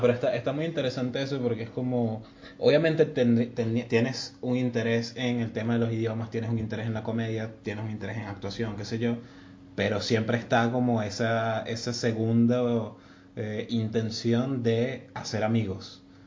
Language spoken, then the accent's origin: Spanish; Venezuela; moved away; somos muchos venezolanos acá